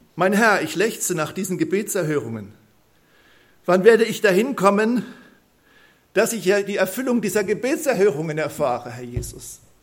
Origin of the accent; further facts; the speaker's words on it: Neulusheim, Baden-Württemberg, Germany; accent: Kurpfälzisch (Mannheimerisch); ich komme aus Neulusheim, also bin dort, wo ich wohne, auch geboren, ähm, geboren und aufgewachsen. Ich bin Kurpfälzer, ich kann Monamarisch babble